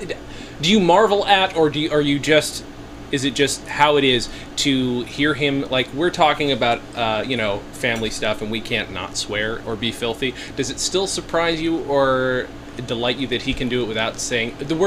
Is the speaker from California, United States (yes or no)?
no; near Cooperstown, New York, United States; I grew up near Cooperstown